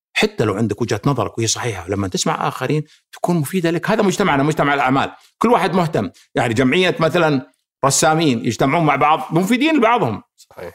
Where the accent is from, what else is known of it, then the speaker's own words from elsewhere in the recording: Saudi Arabia; احنا كسعوديين